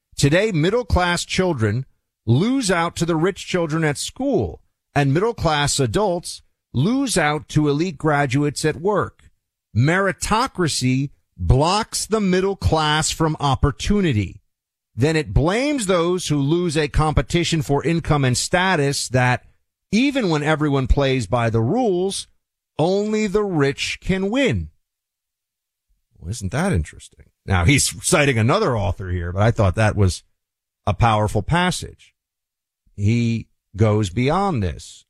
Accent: New York City, New York, United States; now in Florida, United States; my hometown, New York City

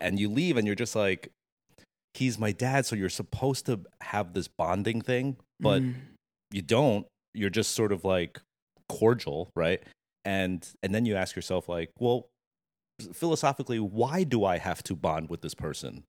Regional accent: New Jersey, United States; I was born in Jersey. Um, went to high school. So from birth to high school was Jersey. Mm-hmm. Um, in a small community called Monmouth County

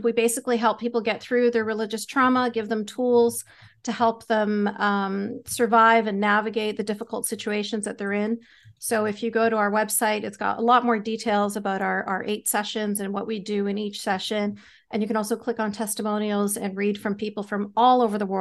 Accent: Canada; I'm Canadian. Canada.

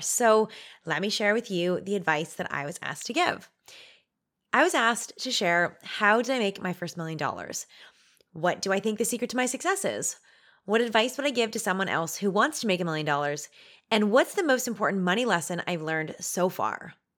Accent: Canada; We're Canadian

